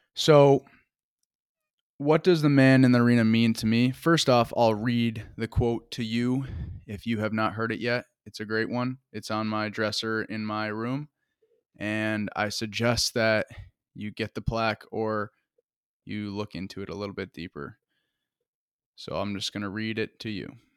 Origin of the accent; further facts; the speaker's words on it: Woodstock, Vermont, United States; I'm from Woodstock, Vermont